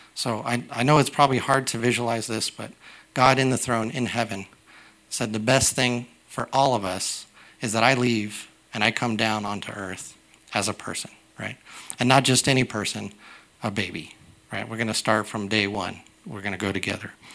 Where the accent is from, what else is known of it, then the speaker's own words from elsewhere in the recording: United States; I'm a young American